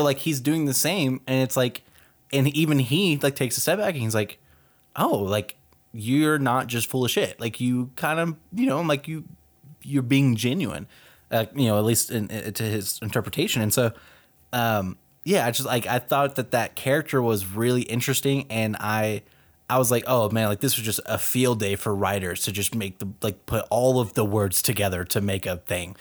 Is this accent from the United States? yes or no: yes; Dallas, Texas, United States; moved away; I grew up in Texas my whole life.